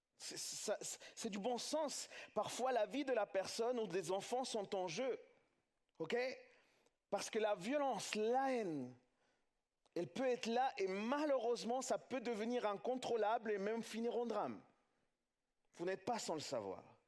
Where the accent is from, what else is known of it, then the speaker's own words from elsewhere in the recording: France; chez nous en France